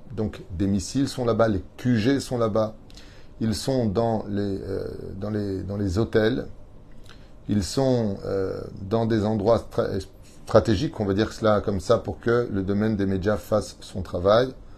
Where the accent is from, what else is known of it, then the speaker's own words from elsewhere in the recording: Israel; chez nous, en Israël, sur notre terre